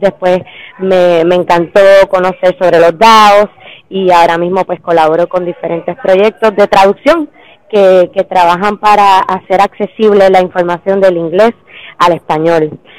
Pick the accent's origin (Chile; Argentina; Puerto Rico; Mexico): Puerto Rico; moved away as an adult; now in Paris, France; vengo de Puerto Rico, estoy basada en París hace seis años